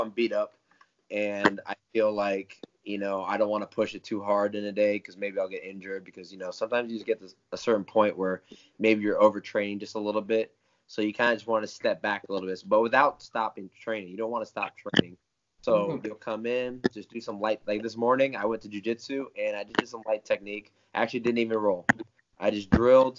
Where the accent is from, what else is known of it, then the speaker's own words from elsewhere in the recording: Tampa, Florida, United States; also born or lived in Parrish, Florida; I live in Tampa, Florida. Originally, I grew up in Parrish, Florida, which is a little further from here. But most of my life was here